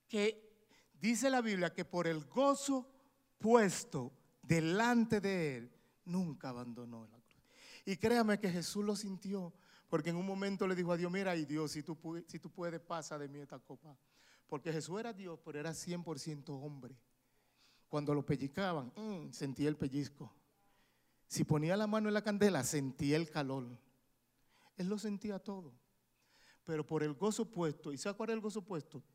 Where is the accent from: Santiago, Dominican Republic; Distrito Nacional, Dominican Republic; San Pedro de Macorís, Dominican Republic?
San Pedro de Macorís, Dominican Republic; moved away as an adult; now in United States; mi ciudad natal San Pedro